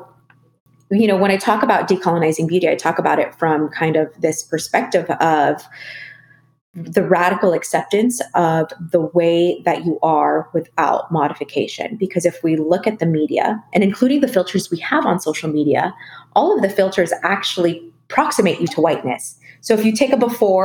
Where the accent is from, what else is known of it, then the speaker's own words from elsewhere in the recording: Philippines; I am a Filipino woman.